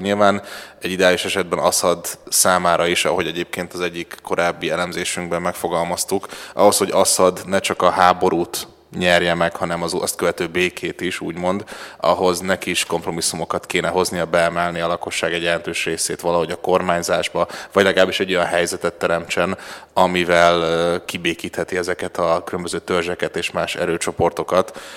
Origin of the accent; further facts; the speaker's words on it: Hungary; a magyar útlevelem tanulsága szerint magyar vagyok